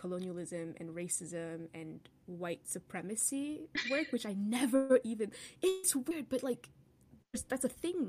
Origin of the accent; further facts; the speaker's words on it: Cameroon; moved away; I'm from Cameroon, and we don't drink a lot of, like, cow milk, right? A lot of the ways that we consume milk is from, it's powdered. I remember when I was still living in Cameroon